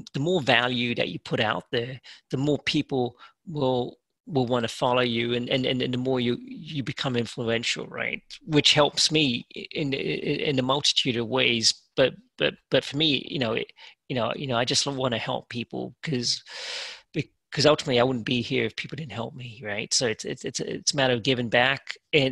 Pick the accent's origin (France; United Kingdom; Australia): United Kingdom; England; now in United States; growing up in England, you're pretty diverse.